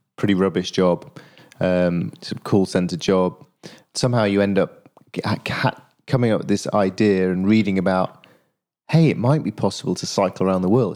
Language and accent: English; Yorkshire and the Humber, United Kingdom; now in London, United Kingdom; I live down in London, but I'm from Yorkshire